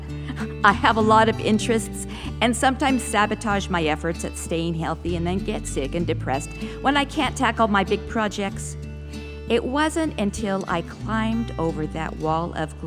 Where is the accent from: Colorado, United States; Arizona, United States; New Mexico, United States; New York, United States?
New Mexico, United States; Taos; also born or lived in Southern California, United States; I was born in Southern California. And as my older siblings approached their teen years, my parents decided they didn't want to raise us kids in a big city. So we relocated to my Hispanic mother's much smaller hometown of Taos, New Mexico